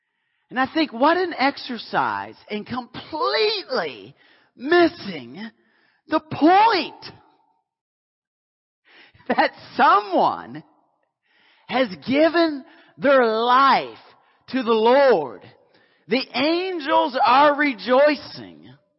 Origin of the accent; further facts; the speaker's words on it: Canada; I was in the South. I'm Canadian.